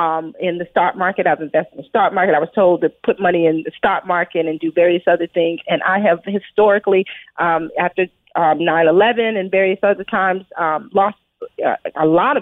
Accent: Brooklyn, New York, United States; as a child, I grew up in Brooklyn, New York, in a pretty urban environment.

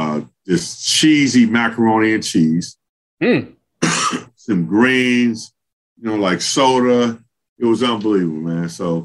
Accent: Los Angeles, California, United States; every other kid growing up in Los Angeles.

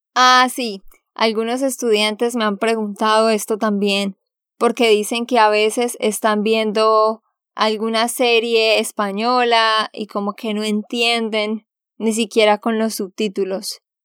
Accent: Santander, Colombia; de Santander, Colombia.

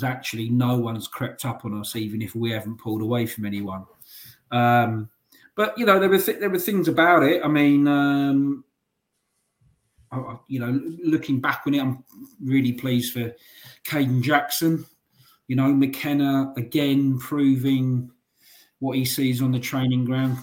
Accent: London, United Kingdom; I'm from North London

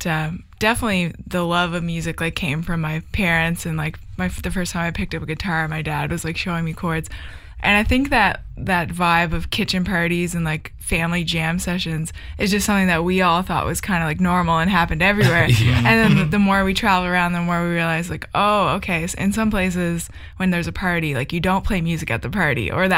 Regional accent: Sydney, Nova Scotia, Canada; moved away as an adult; now in Halifax, Canada; I'm from Sydney.

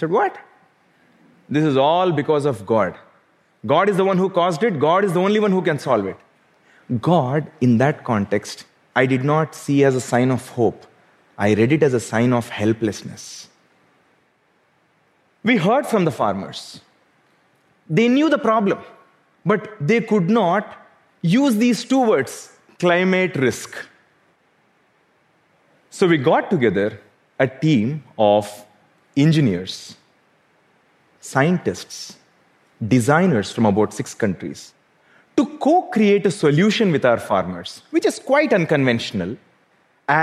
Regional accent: South India, India; Growing up in South India, I could not overlook what poverty did to our farmers.

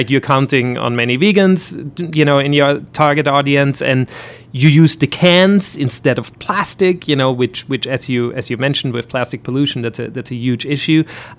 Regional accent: Austria; I'm from Austria, as I mentioned.

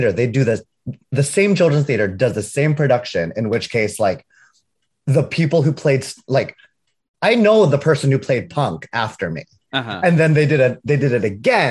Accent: San Jose, California, United States; I grew up in San Jose.

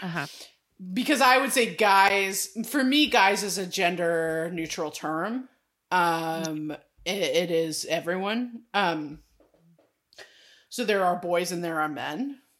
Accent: California, United States; I mean, hello, I'm from California. And grew up and was born in the 80s.

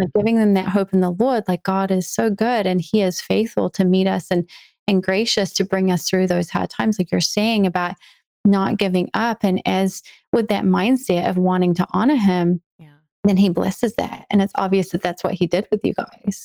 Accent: New Zealand; now in United States; I was born and raised in New Zealand

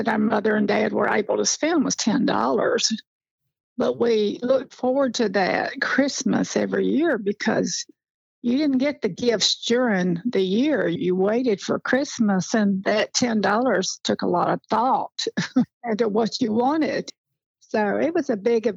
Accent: Blanche, Tennessee, United States; also born or lived in Birmingham, Alabama; I was raised in Blanche, Tennessee, just a little community.

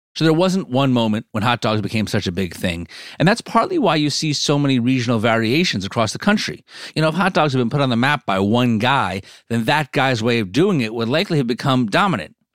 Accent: New Jersey, United States; I'm from New Jersey, so I have a lot of, uh, affinity for Ruts Hut.

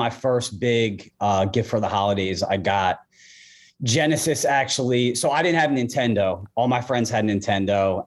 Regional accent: Blue Bell, Pennsylvania, United States; accent: Philadelphia; also born or lived in Norristown, Pennsylvania / Wayne, Pennsylvania; we moved to Bluebell. That's where I lived, you know, my whole childhood.

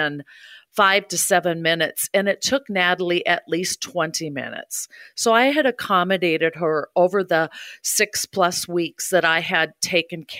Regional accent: Hudson, Wisconsin, United States; moved away as an adult; also born or lived in St. Paul area / Ohio / Waunakee, Wisconsin; I grew up in Hudson, Wisconsin

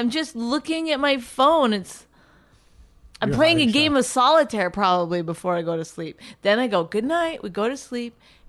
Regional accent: Canada; But I'm Canadian, so that happens.

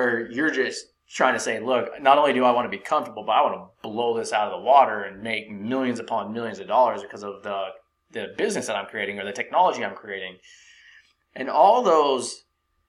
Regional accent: Silicon Valley, California, United States; growing up in Silicon Valley, I met a lot of people that worked at Apple

